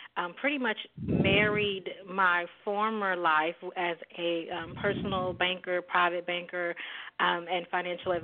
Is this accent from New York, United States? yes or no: no; Dallas, Texas, United States; I'm from Dallas, Texas. I'm born and bred.